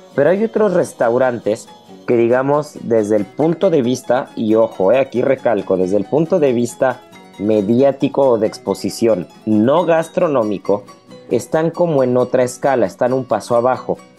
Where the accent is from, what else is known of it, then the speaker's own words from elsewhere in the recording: Mexico; como mexicano y como cocinero